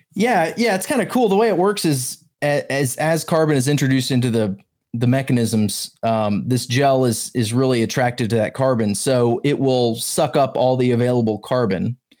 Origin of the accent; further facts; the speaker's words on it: the South, Alabama, United States; also born or lived in Georgia; I grew up in the South, Alabama and Georgia mainly